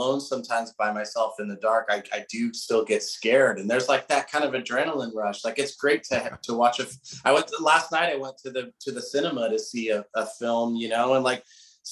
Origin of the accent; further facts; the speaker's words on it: Southern California, United States; I grew up in Southern California, but like suburban Southern California. So about an hour north of LA and a bit secluded.